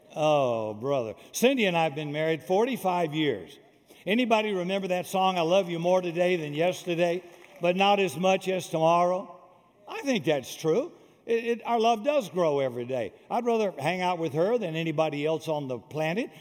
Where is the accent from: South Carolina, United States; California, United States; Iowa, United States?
South Carolina, United States; I am from South Carolina, deep South, before Martin Luther King, be- before there was uh, uh, freedom and uh, laws against racism and bigotry. So all that stuff went on when I was a kid raised in the South.